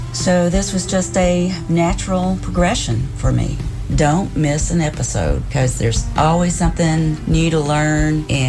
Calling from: Knoxville, Tennessee, United States; I'm calling from Knoxville, Tennessee.

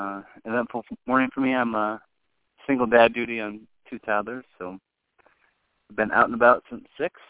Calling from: Washington, Missouri, United States; I'm calling from Washington, Missouri, which is where my sister-in-law is getting married today.

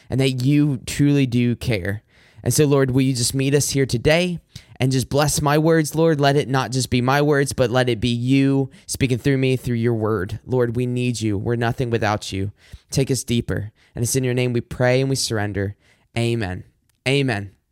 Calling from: Macomb, Michigan, United States; I'm recording from Macomb, Michigan. If you're not familiar with the Detroit metro area, then I am about

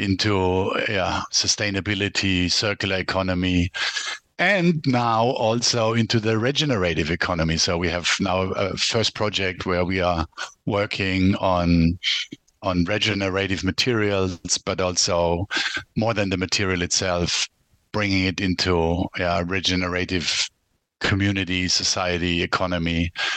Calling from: Ljubljana, Slovenia; I'm calling in from uh, Ljubljana, which is the capital of uh, Slovenia. That's uh, where I live since about 2010.

